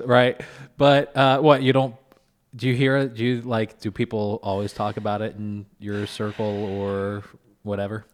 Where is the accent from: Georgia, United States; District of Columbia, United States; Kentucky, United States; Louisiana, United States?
Kentucky, United States; now in Syracuse, United States; I was born and raised in Kentucky